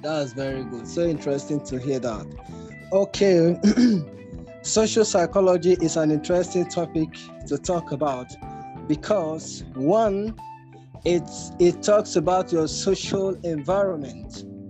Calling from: Nigeria; Good evening, everyone. I'm speaking from Nigeria.

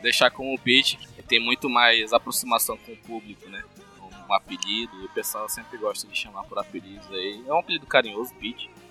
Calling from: Manaus, Amazonas, Brazil; Falo de Manaus, Amazonas

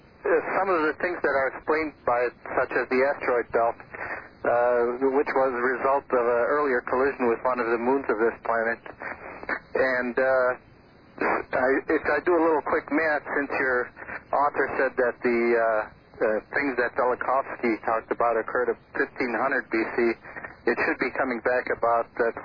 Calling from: San Diego, California, United States; Hi, I'm calling from San Diego.

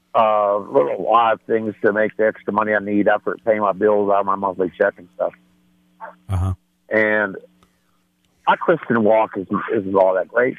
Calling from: Denver, Colorado, United States; I'm calling from Denver

